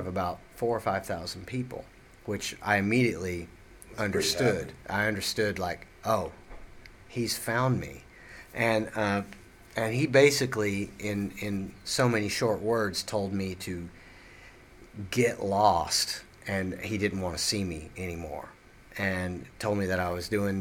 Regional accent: Seymour, Tennessee, United States; moved away; I actually grew up in Seymour, you know, but that's just next to, that's in between Sevierville and Knoxville

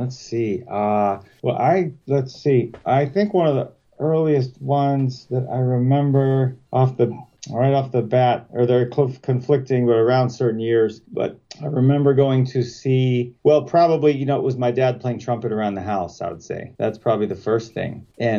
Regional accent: Pittsburgh, Pennsylvania, United States; also born or lived in Boston / Portland, Oregon / Denver; now in Chicago, United States; Yeah, well, I've been here like 20 years with my wife, but we're both from Pittsburgh originally. You know, we've rambled around, you know, Boston and Portland, Oregon, and Denver and stuff. But yeah, we've been here like 20 years.

